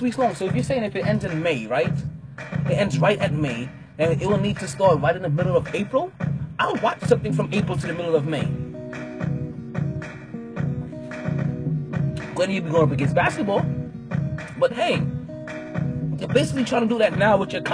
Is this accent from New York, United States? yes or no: yes; New York, United States; as a New Yorker, wholeheartedly as a New Yorker